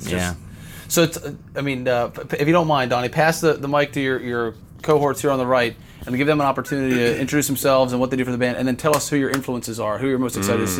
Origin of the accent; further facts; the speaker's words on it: Florida, United States; we're from Florida